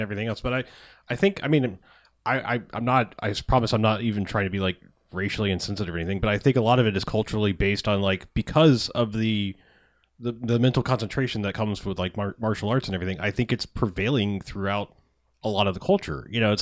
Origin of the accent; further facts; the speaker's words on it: United States; me as an American